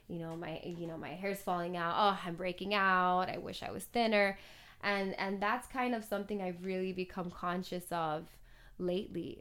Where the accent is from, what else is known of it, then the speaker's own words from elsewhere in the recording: Miami, Florida, United States; moved away as an adult; also born or lived in Los Angeles; growing up in Miami, English is very much a, a second language